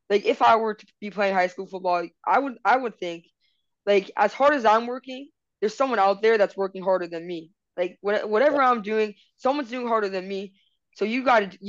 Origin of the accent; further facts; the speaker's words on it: Miami, Florida, United States; I'm from Miami